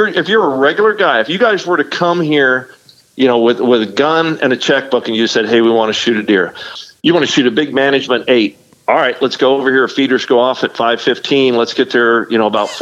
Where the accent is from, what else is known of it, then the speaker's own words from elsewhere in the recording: Arizona, United States; moved away as an adult; also born or lived in Mesa, Arizona / Scottsdale, Arizona; now in Rockport, United States; I was born and raised in Arizona. You know, I lived in Mesa and Scottsdale, Arizona for a majority of my life. I moved out here to Texas